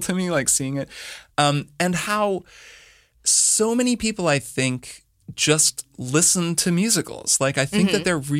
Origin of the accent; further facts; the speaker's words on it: Bloomington, Indiana, United States; So I grew up in Bloomington, Indiana. So actually kind of near where you grew up. But it was a university town.